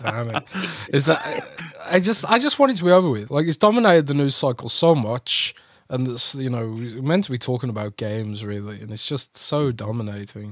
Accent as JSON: {"language": "English", "country": "United Kingdom", "said": "as a Brit"}